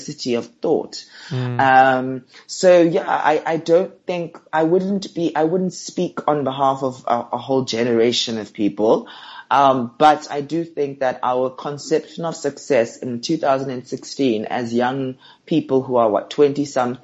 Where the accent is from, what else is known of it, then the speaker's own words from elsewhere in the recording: Johannesburg, Gauteng, South Africa; I'm from Johannesburg. I grew up in a mixture of townships and suburbs